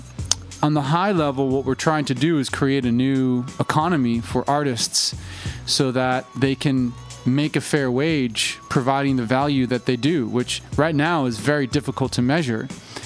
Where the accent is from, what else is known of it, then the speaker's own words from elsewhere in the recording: Worcester, Massachusetts, United States; now in Los Angeles, United States; I'm actually from Worcester, Mass, which is like, you know, I say Boston, but it's like 45 minutes outside of Boston.